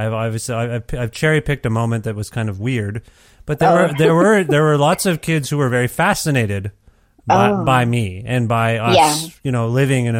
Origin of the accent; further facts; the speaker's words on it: Canada; I was born in Canada